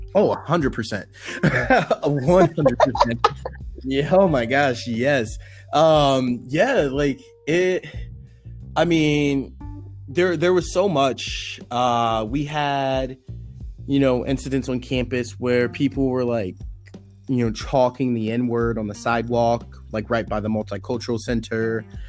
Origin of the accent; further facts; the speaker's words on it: Washington, District of Columbia, United States; I grew up on Howard's campus.